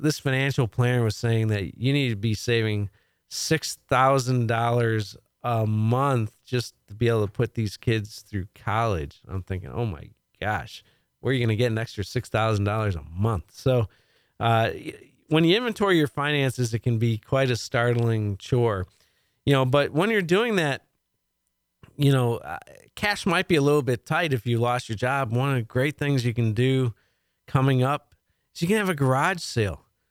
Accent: League City, Texas, United States; League City, my hometown

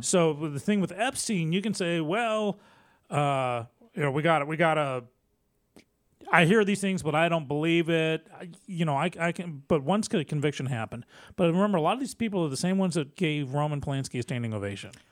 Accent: Texas, United States

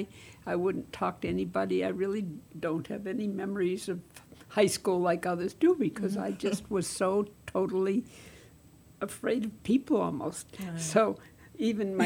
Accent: Massachusetts, United States; also born or lived in Germany / El Paso; now in Texas, United States; I was raised in Massachusetts, so anything that I learned growing up doesn't apply here.

